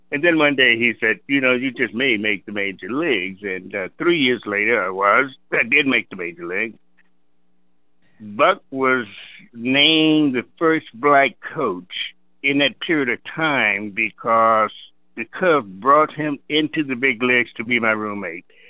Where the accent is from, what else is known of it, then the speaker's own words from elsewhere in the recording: the South, United States; moved away; growing up in the South